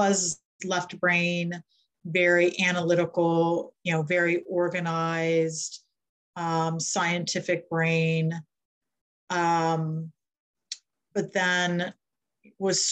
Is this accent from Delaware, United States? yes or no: yes; Delaware, United States; I live in Milton, Delaware, near the ocean. I'm from Delaware